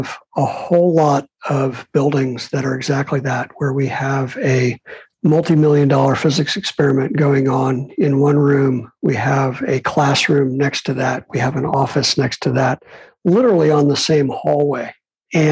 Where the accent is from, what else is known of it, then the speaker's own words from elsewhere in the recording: Chicago, Illinois, United States; also born or lived in New York; now in California, United States; I'm a kid from Chicago who lived in New York forever